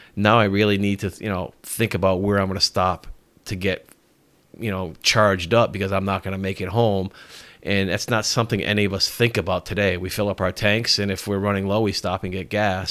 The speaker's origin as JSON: {"language": "English", "town": "Norwich", "region": "Connecticut", "country": "United States", "tie": "born or raised there", "moved": "as an adult", "lives_now": "Richmond, United States", "said": "I grew up in Connecticut. Lived in Norwich, Connecticut my whole life and moved here probably about five years ago"}